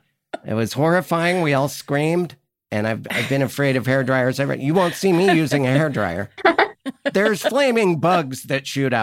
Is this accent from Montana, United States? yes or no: yes; Montana, United States; moved away; I'm from Montana originally.